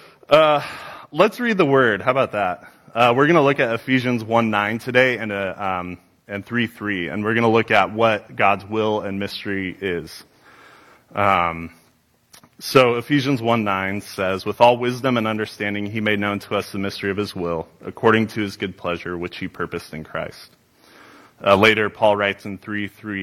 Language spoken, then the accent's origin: English; Newberg, Oregon, United States; I grew up in Newburgh. Love this town.